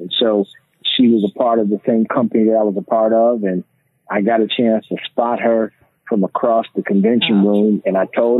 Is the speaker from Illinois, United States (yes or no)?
yes; Chicago, Illinois, United States; moved away as an adult; also born or lived in Washington, D.C.; now in Dallas-Fort Worth, United States; born and raised there, and went to high school there. Then after graduating high school, ended up going away to Washington, D.C., to the great Howard University. And then after graduating from Howard, I did go back to Chicago for a period of time.